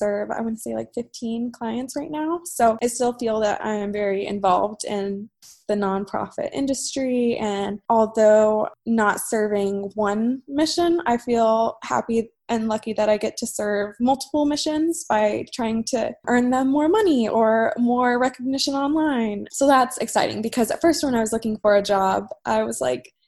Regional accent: Waco, Texas, United States; moved away; Waco, which is my hometown

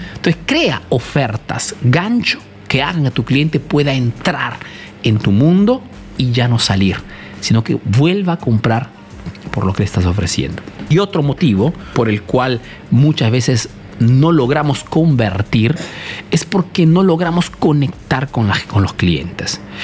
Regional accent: Italy; also born or lived in Peru; soy un emprendedor peruano, que he crecido aquí en Italia

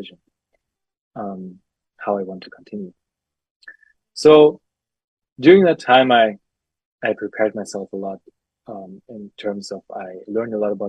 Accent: Germany; I'm from Germany.

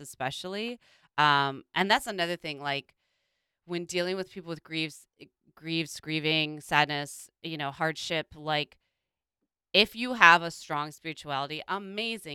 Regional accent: Midwest, United States; growing up in the Midwest

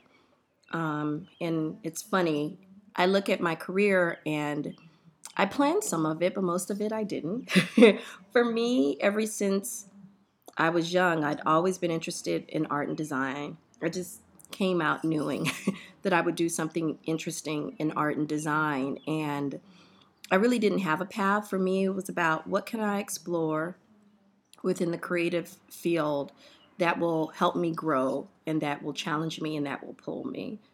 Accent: Miami, Florida, United States; I grew up in Miami, Florida, in Liberty City

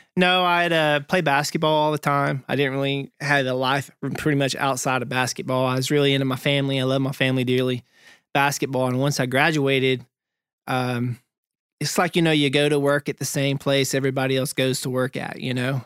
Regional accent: Topton, North Carolina, United States; moved away; me being from Topton, North Carolina

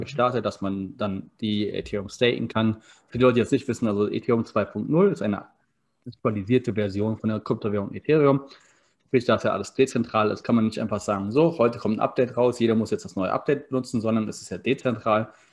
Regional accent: Berlin, Germany; also born or lived in Maryborough, Queensland, Australia; now in Potsdam, Germany; ich komme aus Berlin, wohne jetzt in Potsdam

